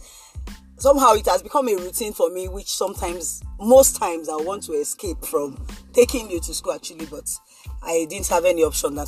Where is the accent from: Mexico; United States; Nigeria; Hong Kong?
Nigeria; Lagos; we grew up somewhere in Ajegunle